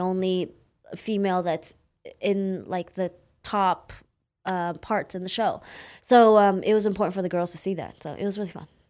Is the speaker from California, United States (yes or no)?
yes; Oakland, California, United States; also born or lived in San Jose, California; I grew up in Oakland, California